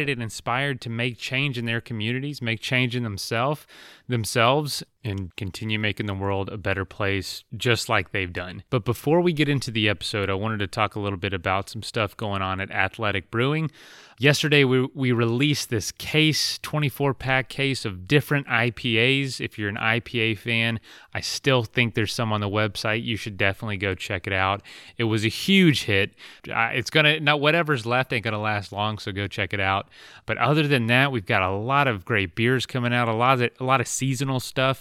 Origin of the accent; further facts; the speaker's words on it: Florida, United States; I grew up in Florida